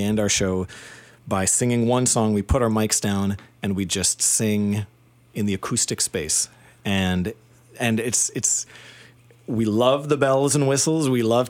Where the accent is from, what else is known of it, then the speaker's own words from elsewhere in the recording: Saskatchewan, Canada; moved away as an adult; I came to Toronto from Saskatchewan when I was 19, and I came to study composition